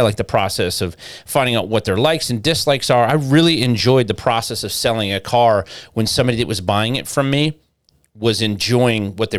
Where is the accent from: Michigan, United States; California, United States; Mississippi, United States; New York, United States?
Michigan, United States; Detroit; I grew up in Detroit